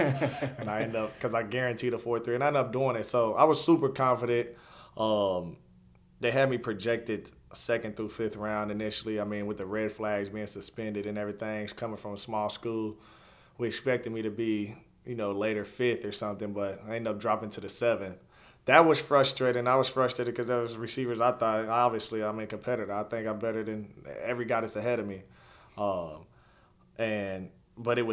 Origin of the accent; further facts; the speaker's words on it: Covington, Kentucky, United States; being from where I'm from, I grew up in Covington